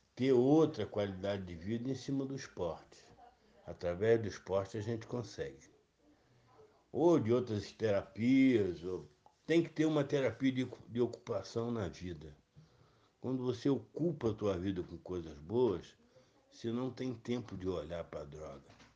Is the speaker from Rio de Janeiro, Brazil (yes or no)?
yes; Petrópolis, Rio de Janeiro, Brazil; no bairro onde eu cresci, Vale do Cuiabá, lá na Fazenda São José, onde passei boa parte da minha infância lá